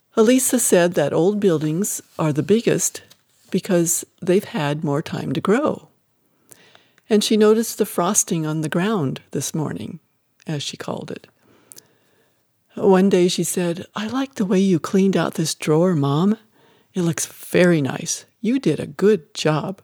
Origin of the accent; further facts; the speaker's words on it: Scottsbluff, Nebraska, United States; also born or lived in Wyoming; I'm from a Scottsbluff, Nebraska hospital, and the dairy where my father labored